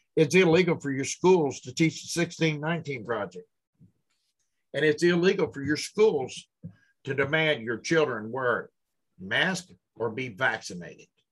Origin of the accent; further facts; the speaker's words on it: Louisville, Kentucky, United States; Louisville, my hometown.